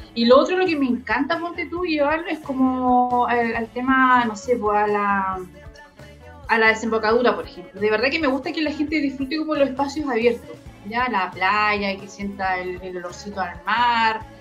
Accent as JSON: {"language": "Spanish", "town": "Concepción", "region": "Biobío", "country": "Chile", "tie": "born or raised there", "also_born_or_lived": "San Pedro de la Paz", "said": "nací en Concepción, ya en Lorenzo Arena, ¿cierto? Y los barrios, me iba a jugar al cementerio, me arrancaba cuando, te digo, vivía con mi abuelo y todo, salía del colegio y me iba al Cerro Chepe a jugar con mis compañeros"}